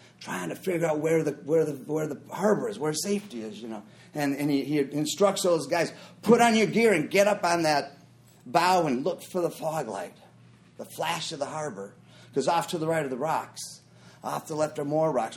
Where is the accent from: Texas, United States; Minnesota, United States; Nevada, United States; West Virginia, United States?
Minnesota, United States; I grew up in Minnesota